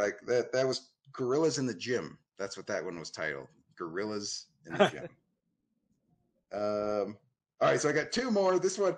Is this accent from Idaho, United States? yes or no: no; Phoenix, Arizona, United States; also born or lived in Toledo, Ohio; I moved to Phoenix at the age of two